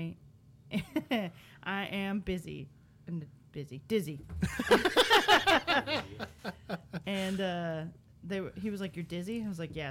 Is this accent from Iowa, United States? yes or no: no; Houston, Texas, United States; moved away; I'm from Houston where it is actually 110 with a real feel of 115